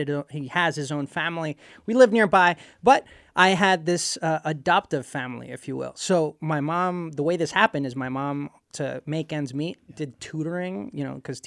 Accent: Puerto Rico; also born or lived in Ecuador; I grew up in Puerto Rico. I was born in Ecuador, and there's a whole story there how we ended up in Puerto Rico.

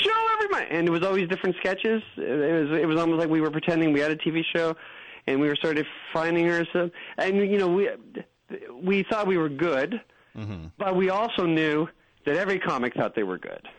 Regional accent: Canada; we're also Canadian

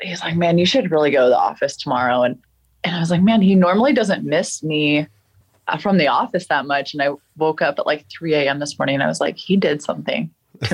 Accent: Colorado, United States; also born or lived in Texas; I was born in Texas, but I've lived in Colorado most of my life

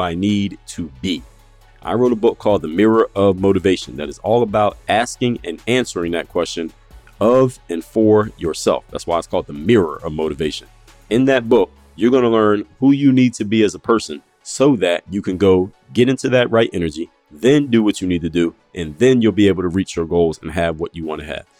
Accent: Philadelphia, Pennsylvania, United States; now in South Florida, United States; I was home in my hometown of Philadelphia

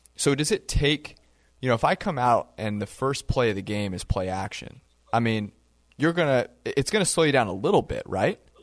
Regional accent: Bay Area, California, United States; I was born in the Bay Area

